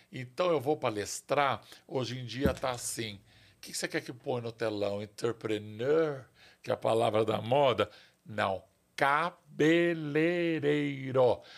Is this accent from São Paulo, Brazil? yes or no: yes; São Paulo, Brazil; eu nasci em São Paulo, eu tenho orgulho de ser paulistano